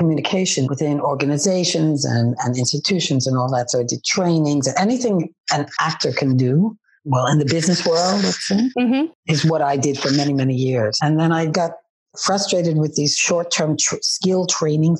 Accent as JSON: {"language": "English", "town": "New York City", "region": "New York", "country": "United States", "tie": "born or raised there", "moved": "as an adult", "lives_now": "Amsterdam, Netherlands", "said": "I was born and raised in New York City."}